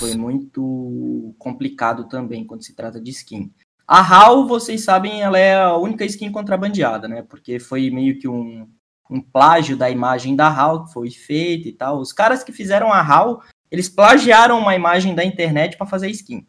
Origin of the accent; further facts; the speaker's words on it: Santa Catarina, Brazil; sou de Santa Catarina